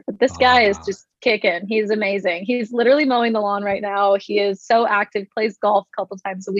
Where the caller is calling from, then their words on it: Hideaway, Texas, United States; I'm calling in from Hideaway, Texas, little town out in East Texas.